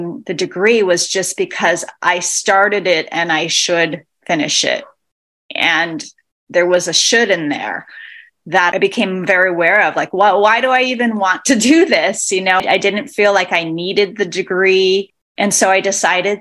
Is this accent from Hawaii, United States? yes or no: yes; Hilo, Hawaii, United States; moved away as an adult; also born or lived in California / New York City; I'm originally born and raised in Hilo, Hawaii, and that is where I'm currently based.